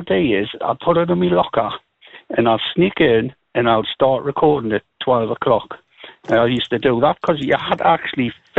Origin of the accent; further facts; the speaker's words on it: Newcastle upon Tyne, North East England, United Kingdom; I was brought up in Stanton Street, you know, it goes down to Nunsmore.